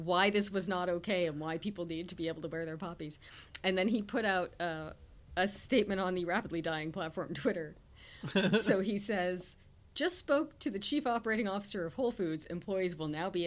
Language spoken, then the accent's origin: English; Canada; as a Canadian